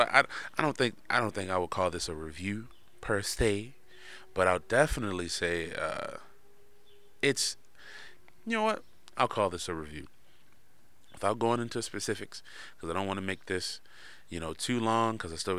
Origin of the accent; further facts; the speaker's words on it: Bronx, New York, United States; I'm from the Bronx, nigga, Harlem. BX Borough, 24th North.